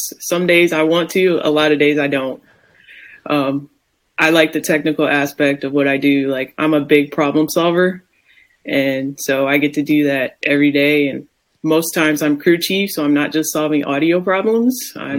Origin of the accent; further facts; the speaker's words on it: Ohio, United States; I was like, trust me, I'm from Ohio. Yeah. I know when it gets cold, man.